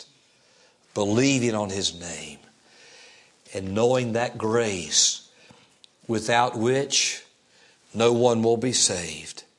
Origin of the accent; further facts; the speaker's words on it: Fayetteville, United States; the church in which I grew up in Fayetteville